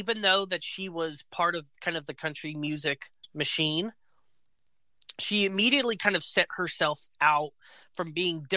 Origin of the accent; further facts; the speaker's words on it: Alabama, United States; I was born in Alabama